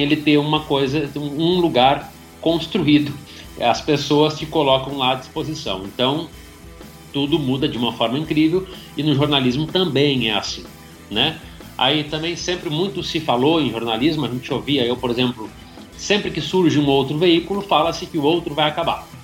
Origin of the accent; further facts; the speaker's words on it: Rio Grande do Sul, Brazil; moved away as an adult; also born or lived in Caxias do Sul; cidade do interior do Rio Grande do Sul, né, uma cidade de 30 mil habitantes